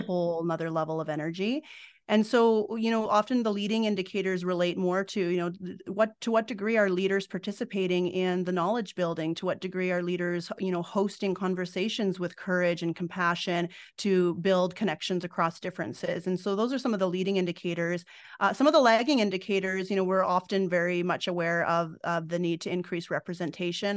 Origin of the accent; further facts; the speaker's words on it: Fort McMurray, Alberta, Canada; now in Edmonton, Canada; at the age of nine, I moved up north to Fort McMurray.